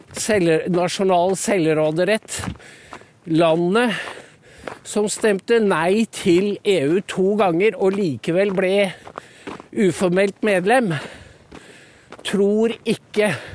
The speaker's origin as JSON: {"language": "Norwegian", "country": "Norway", "said": "de husmødrene rundt om på Gala, der jeg er fra"}